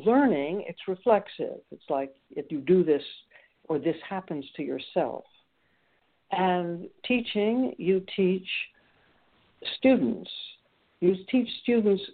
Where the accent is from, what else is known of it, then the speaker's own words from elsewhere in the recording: New York City, New York, United States; now in Rockland, Maine, United States; grew up in New York City